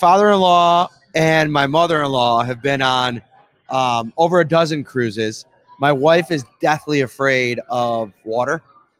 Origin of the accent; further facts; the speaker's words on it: Buffalo, New York, United States; My entire family on both sides. We're all from Buffalo.